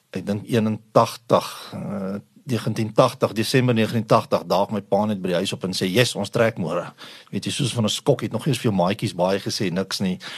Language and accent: Afrikaans; Eastern Cape, South Africa; Groot geword of sal ek sê gebore in 'n in 'n spoorwegfamilie in wat in die Oos-Kaap uitkom.